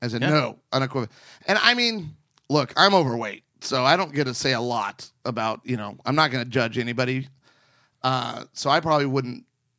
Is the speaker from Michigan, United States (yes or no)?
no; Arizona, United States; I grew up on the West Coast, in the West. So I was in Arizona for 10 years of my life.